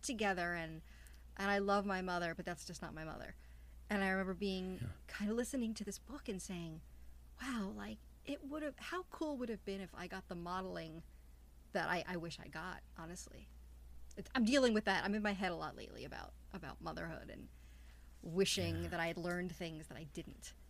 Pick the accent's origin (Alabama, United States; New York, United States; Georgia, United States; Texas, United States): New York, United States; New York City; moved away as an adult; also born or lived in Midwest; I left to go to the Midwest, and I'm from Queens